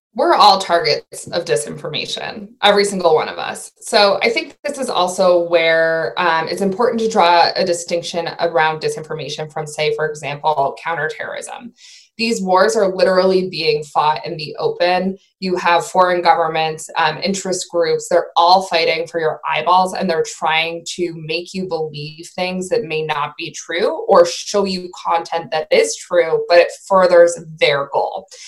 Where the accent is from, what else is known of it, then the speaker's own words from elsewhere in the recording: Maine, United States; I'm from Maine